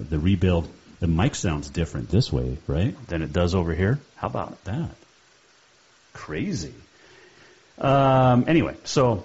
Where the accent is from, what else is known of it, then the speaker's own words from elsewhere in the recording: Bozeman, Montana, United States; moved away; also born or lived in Livingston, Montana; I'm born in Livingston, raised in Bozeman for the most part. Bozeman's home